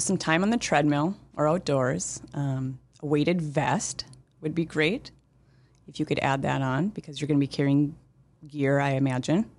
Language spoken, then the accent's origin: English; Moorhead, Minnesota, United States; I'm from Moorhead, uh, Minnesota. Grew up there, uh, still live here in town.